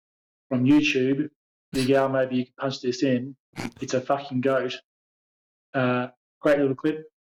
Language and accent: English; Australia; now in Austria; Mike, I'm from Austria. You might be a bit confused with the Austrian part, because I do actually come from Australia.